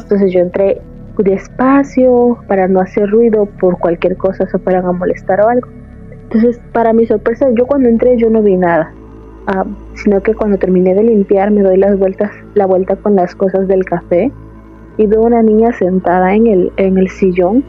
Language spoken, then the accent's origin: Spanish; Veracruz, Mexico; moved away as an adult; now in Austin, United States; De México, del puerto de Veracruz